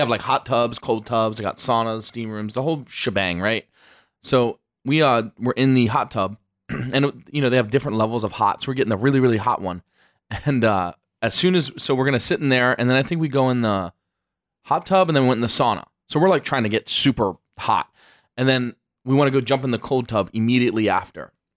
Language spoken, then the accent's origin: English; United States; being American, like, Western world